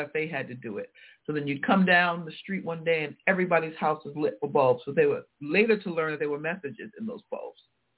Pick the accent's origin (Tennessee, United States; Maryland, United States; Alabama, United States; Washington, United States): Tennessee, United States; we were reminiscing about growing up in Tennessee. Now, she was there full-time. I was there part-time.